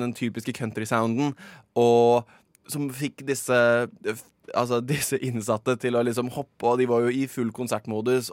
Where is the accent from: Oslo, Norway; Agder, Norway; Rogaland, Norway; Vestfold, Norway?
Oslo, Norway; jeg er fra Oslo